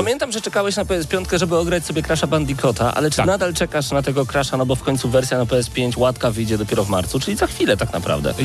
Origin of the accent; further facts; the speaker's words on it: eastern Poland, Poland; also born or lived in Lublin; My jesteśmy z Polski B